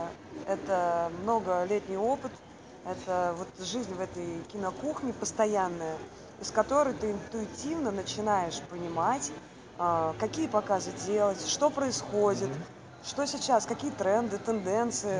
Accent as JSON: {"language": "Russian", "region": "Saint Petersburg", "country": "Russia", "said": "Работала пролетариат настоящий, как надо, питерский такой, коренной"}